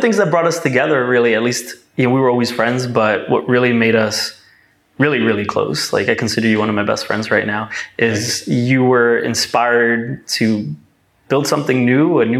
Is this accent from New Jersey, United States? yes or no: yes; New Jersey, United States; My New Jersey hair.